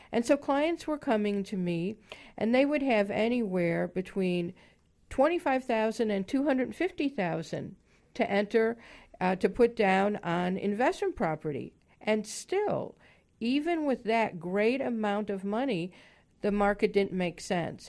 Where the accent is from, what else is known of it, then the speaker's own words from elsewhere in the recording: Chicago, Illinois, United States; moved away; originally from the Midwest also. I grew up in Chicago